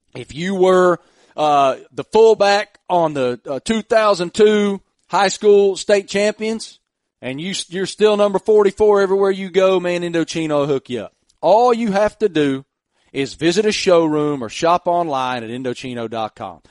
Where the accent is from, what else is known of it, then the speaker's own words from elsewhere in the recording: Southwest Virginia, United States; We grew up in nowhere, the middle of nowhere, Virginia, and uh, on, on a farm. I mean, literally grew up on a farm